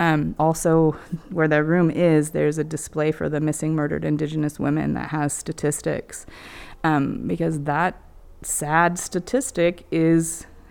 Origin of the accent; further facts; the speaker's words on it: Redwood Valley, California, United States; also born or lived in Lake County, California; I'm from the Little River Band of Pomo Indians in Redwood Valley, but I also have ancestry from Lake County.